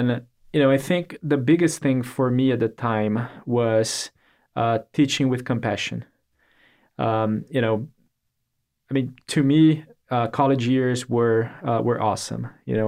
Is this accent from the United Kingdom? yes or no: no; Brazil; English is a second language; moved away as an adult; now in Augusta, United States; So I'm originally from Brazil, came to the U.S. for college, and got my degree